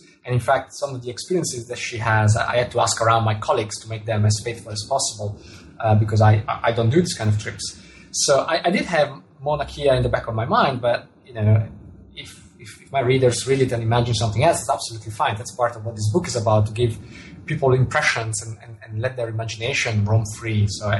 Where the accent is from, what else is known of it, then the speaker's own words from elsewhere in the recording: Italy; first language Italian; English is a second language; Well, telescope in Italian, which is my mother tongue, is masculine.